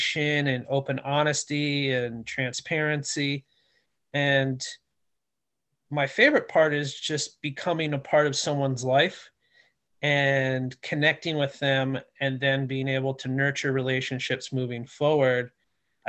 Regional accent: United States; I'm born and raised in the Washington area.

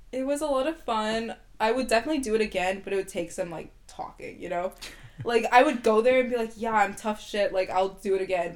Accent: Vancouver, British Columbia, Canada; first language English; I'm Ethiopian, but I was born and raised in Canada

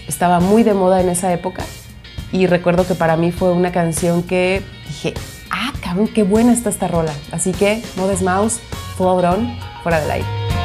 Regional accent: Guadalajara, Jalisco, Mexico; moved away as an adult; also born or lived in Mexico City; regresarme a mi pueblo, mi hermosa perla tapatía

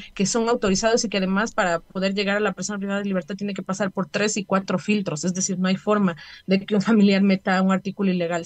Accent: Ecuador; como familias y como ecuatorianos

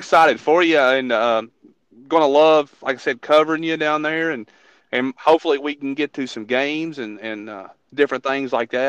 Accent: Waynesburg, Kentucky, United States; And I grew up in Waynesburg, went to Waynesburg Elementary.

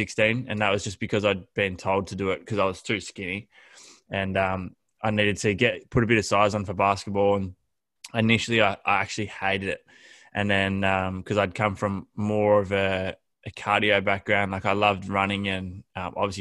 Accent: Horsham, Victoria, Australia; now in Melbourne, Australia; I grew up in Horsham, Victoria, was always into my sport

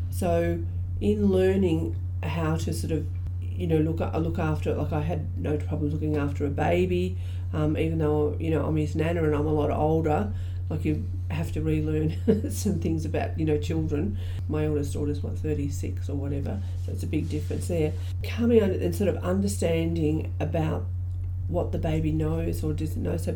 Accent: Australia; So um, I'm an Aboriginal woman, I'm from Stolen Generation.

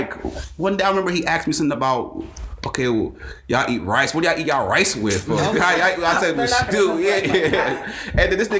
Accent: Atlanta, Georgia, United States; also born or lived in Nigeria; I grew up here in Georgia. For those people that don't know, grew up here in Atlanta. Went to school in the suburbs.

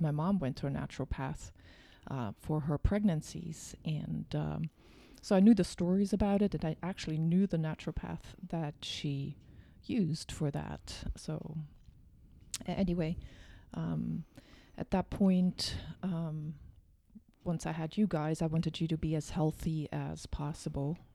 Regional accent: Germany; moved away; I am from Germany

